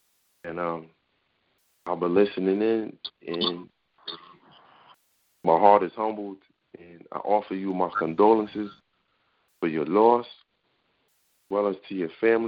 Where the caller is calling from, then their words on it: New York City, New York, United States; I'm calling from the Bronx tonight.